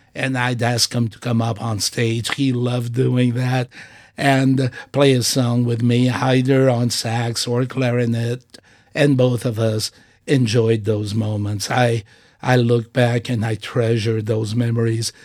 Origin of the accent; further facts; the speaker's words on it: Portugal; now in United States; I have pride in being Portuguese. I have pride in being an American by choice